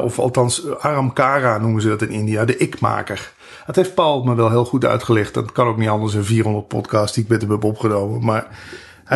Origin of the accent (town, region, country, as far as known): Netherlands